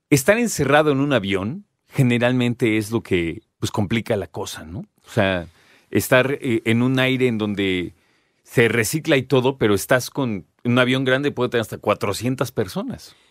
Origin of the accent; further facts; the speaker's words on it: Mexico; como mexicanos